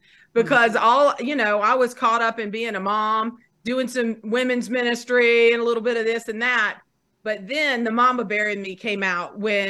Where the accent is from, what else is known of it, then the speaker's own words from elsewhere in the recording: North Carolina, United States; I'm from North Carolina.